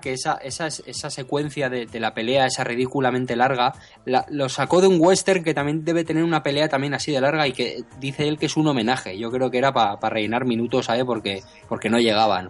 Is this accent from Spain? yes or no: yes; San Sebastián, Basque Country, Spain; yo que soy de San Sebastián